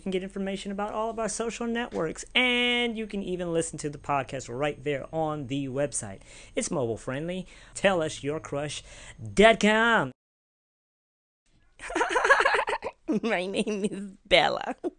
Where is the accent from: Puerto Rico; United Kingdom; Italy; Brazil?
United Kingdom; London; moved away; I'm from London. Primary school.